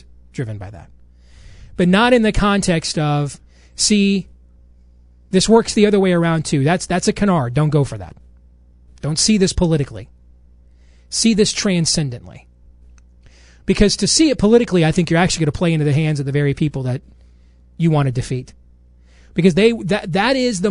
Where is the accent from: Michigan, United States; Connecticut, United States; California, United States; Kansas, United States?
Michigan, United States; when I was growing up in Michigan